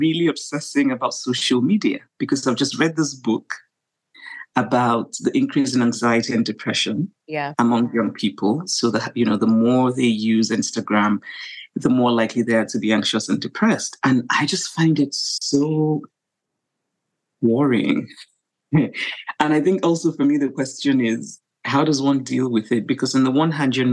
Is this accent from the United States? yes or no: no; Nigeria; being Nigerian, being African